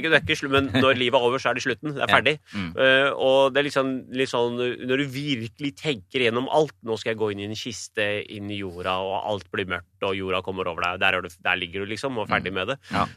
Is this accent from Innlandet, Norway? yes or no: no; Oslo, Norway; jeg er født og oppvokst i Iladalen i en kommunal bolig.